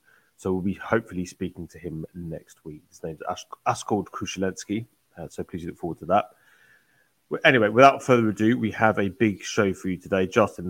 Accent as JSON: {"language": "English", "country": "United Kingdom", "tie": "born or raised there", "moved": "yes", "lives_now": "United States", "said": "I grew up in the UK. I've been here for quite some time"}